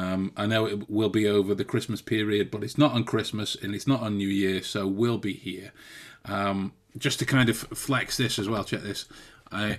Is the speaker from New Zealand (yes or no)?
no; England, United Kingdom; We're English